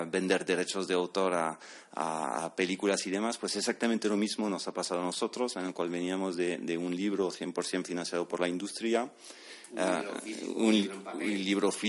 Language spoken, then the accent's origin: Spanish; Bordeaux, Nouvelle-Aquitaine, France; Yo, yo soy de Burdeos, del suroeste de Francia, entonces pues tradicionalmente muy, muy cercano a España.